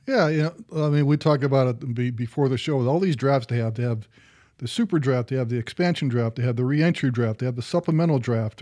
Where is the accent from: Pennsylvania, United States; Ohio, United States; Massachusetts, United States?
Ohio, United States; I'm from Ohio